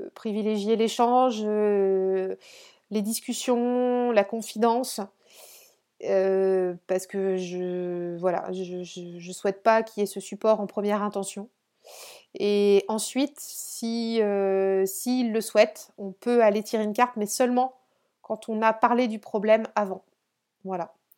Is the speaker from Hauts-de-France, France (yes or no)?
no; Brittany, France; je suis dans le Morbihan et je suis euh, sur le, enfin sur le golfe.